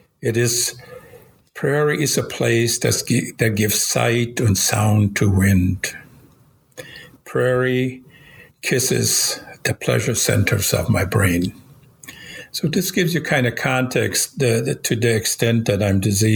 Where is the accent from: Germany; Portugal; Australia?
Germany; now in United States; You might notice I have an accent. I was born in Europe. I used to be a German citizen.